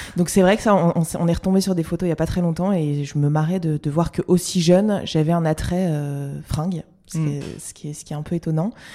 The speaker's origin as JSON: {"language": "French", "town": "Lille", "region": "Hauts-de-France", "country": "France", "said": "je suis lilloise"}